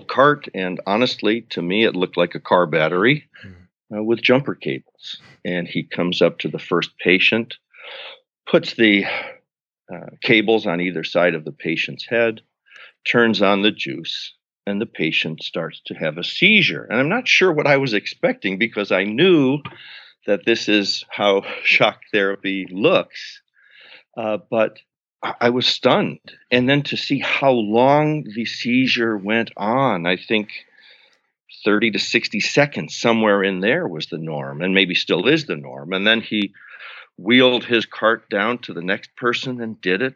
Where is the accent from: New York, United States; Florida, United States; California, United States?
New York, United States; Buffalo; I'm from Buffalo, New York, middle-class family